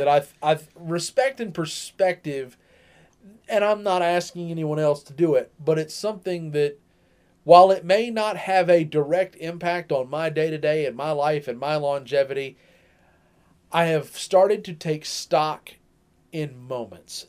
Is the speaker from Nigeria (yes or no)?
no; United States; I am an American.